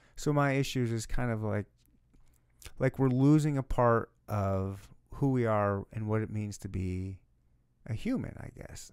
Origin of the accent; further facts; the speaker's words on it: Michigan, United States; now in Kansas City, United States; I grew up in Michigan, when we have beaches everywhere